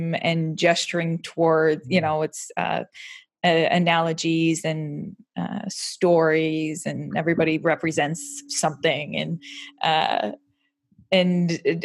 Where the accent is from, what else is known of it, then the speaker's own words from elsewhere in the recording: Warren, Michigan, United States; now in Oxford, United Kingdom; I'm from Detroit